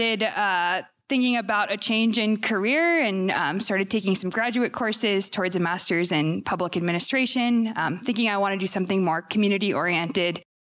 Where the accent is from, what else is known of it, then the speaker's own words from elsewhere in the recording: Massachusetts, United States; moved away as an adult; now in Oregon, United States; I'm originally from Massachusetts. I've been in Oregon for about 9 years. I went to college in Portland